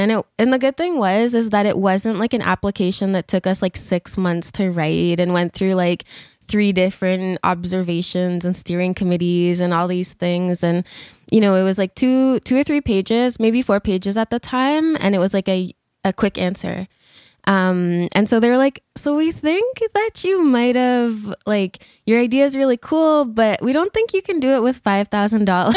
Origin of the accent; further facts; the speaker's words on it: Alberta, Canada; also born or lived in Fishing Lake Métis Settlement / Algonquin Territory (Ottawa area); now in Ontario, Canada; I'm originally from Alberta.